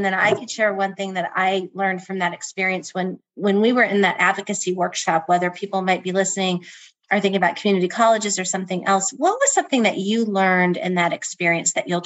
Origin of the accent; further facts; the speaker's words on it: Midwest, United States; now in New Jersey, United States; I'm from the Midwest